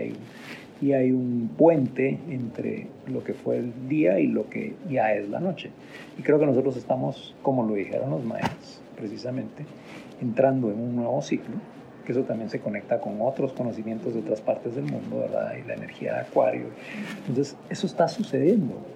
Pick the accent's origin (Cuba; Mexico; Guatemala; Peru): Guatemala; nosotros nacimos en Guatemala, estamos en Guatemala